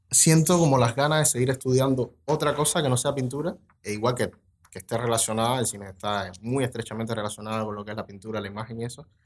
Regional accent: Treinta y Tres, Uruguay; Y no, yo soy de 33, o sea, es como que casi todo el mundo es del interior.

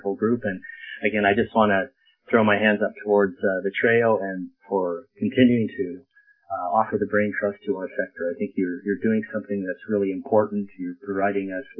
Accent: Lethbridge, Alberta, Canada; moved away as an adult; also born or lived in Edmonton, Canada; now in White Rock, Canada; I am a prairie boy, born and raised in Lethbridge and educated there.

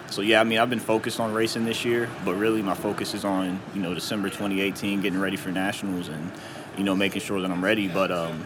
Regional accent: Lexington, Kentucky, United States; moved away as an adult; now in Louisville, United States; I'm from Lexington, and, you know, moved here to Louisville for... undergrad

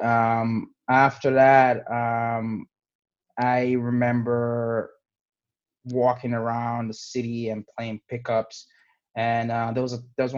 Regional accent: New York City, New York, United States; also born or lived in Guinea; born in Guinea, West Africa, and I was raised in the Bronx. I came here when I was 11.

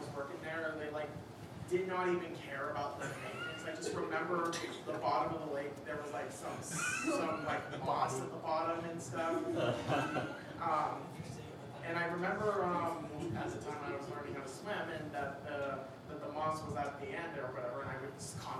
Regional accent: Devils Lake, North Dakota, United States; North Dakota. Devil's Lake.

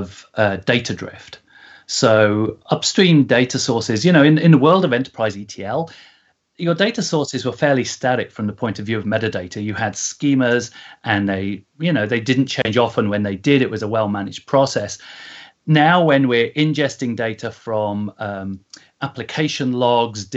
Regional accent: Coventry, West Midlands, United Kingdom; now in California, United States; I'm originally from Coventry

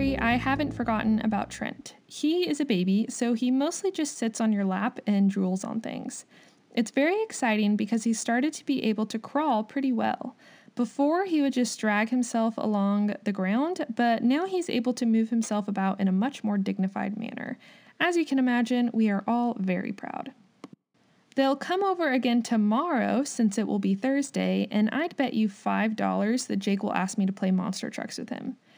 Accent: United States; also born or lived in Kansas

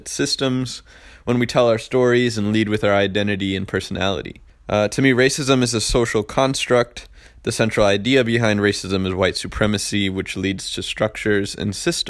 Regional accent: Farmington Hills, Michigan, United States; moved away; also born or lived in Midlothian, Virginia; I grew up in Farmington Hills, Michigan, a suburb of Detroit.

